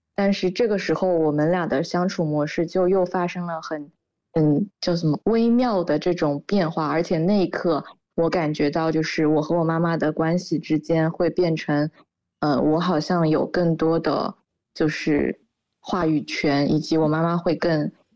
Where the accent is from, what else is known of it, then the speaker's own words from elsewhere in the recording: Shanghai, China; 我也在上海嘛，我们家也是上海的